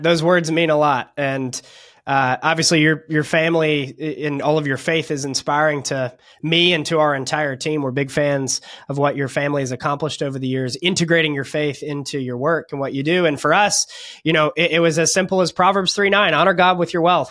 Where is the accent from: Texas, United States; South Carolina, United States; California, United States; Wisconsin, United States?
California, United States; moved away as an adult; now in Florida, United States; I'm from California, but we actually just escaped California